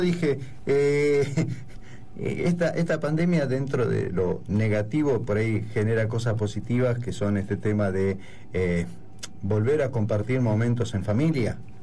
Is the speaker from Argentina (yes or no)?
yes; Buenos Aires, Argentina; moved away; como buen porteño o bonaerense